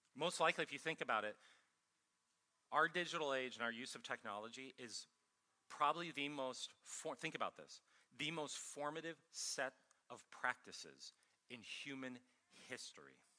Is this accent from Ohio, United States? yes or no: yes; Ohio, United States; also born or lived in Minnesota / California; now in Columbia, United States; I'm from Ohio originally